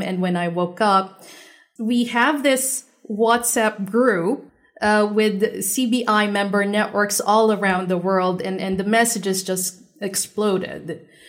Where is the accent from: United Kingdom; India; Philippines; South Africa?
Philippines; now in Turkey; I came from the Philippines